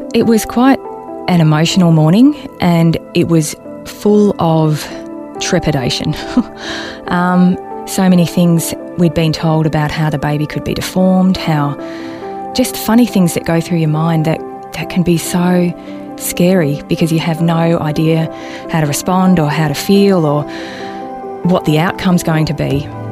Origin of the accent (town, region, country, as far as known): Balnarring, Victoria, Australia; born or raised there